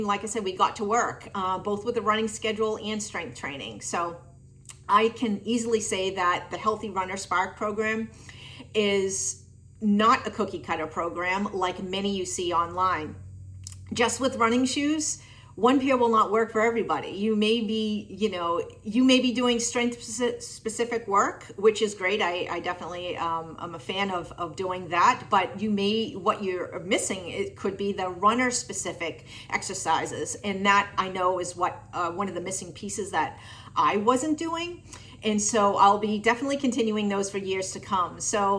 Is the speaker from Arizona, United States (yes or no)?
no; Tewksbury, Massachusetts, United States; Hey everyone … I am from Tewksbury, Massachusetts.